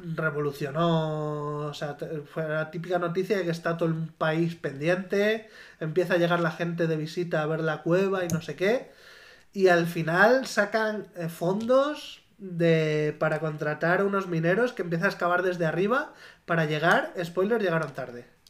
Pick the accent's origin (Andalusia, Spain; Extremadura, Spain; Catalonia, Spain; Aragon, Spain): Extremadura, Spain; near Navalmoral de la Mata; moved away; Naval Moral, el pueblo al lado de mi pueblo